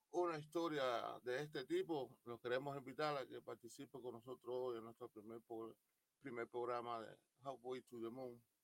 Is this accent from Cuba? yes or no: yes; Cuba; yo de Cuba nunca salí.